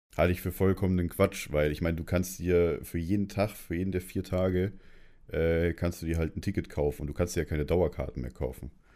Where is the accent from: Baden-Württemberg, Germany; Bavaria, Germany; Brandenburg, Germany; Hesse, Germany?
Bavaria, Germany; Munich; ich komme aus München